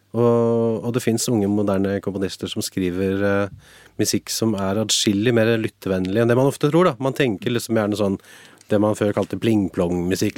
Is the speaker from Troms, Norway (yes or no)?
no; Drammen, Buskerud, Norway; now in Hallingdal, Norway; jeg er vokst opp på Konnerud utafor Drammen